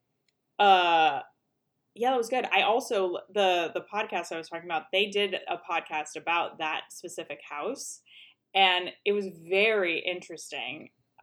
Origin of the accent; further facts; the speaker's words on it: Hawaii, United States; I grew up in Hawaii